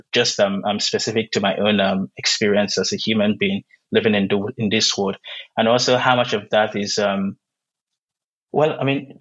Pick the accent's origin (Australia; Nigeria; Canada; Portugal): Nigeria; first language Igbo; English is a second language; moved away as an adult; now in United States; before I came to the US, I lived all my life in Nigeria, I grew up in Nigeria